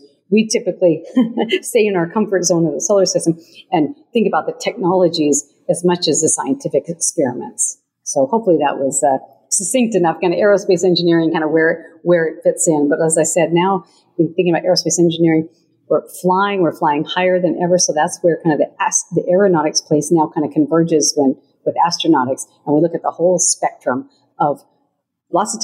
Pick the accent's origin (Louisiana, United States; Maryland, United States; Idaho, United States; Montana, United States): Montana, United States; moved away as an adult; I was a young lady growing up in Montana